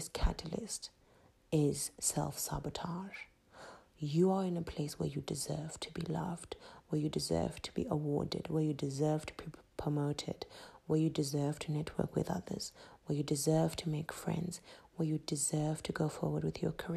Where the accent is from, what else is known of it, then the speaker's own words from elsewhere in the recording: Zimbabwe; accent: Zimbabwean; my Zimbabwean accent